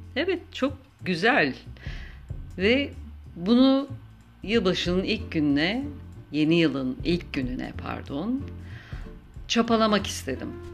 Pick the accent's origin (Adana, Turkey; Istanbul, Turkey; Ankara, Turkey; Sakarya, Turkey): Istanbul, Turkey; now in Izmir, Turkey; Ben İstanbul doğumluyum. Orada yaşadım yıllarca